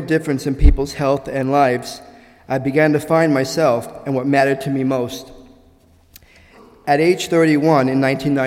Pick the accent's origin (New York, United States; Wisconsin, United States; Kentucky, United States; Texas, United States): New York, United States; New York City; moved away as an adult; now in Boston, United States; I was born in the Gravesend section of Brooklyn, New York, on April 26, 1963. And at age 13, I was bar mitzvahed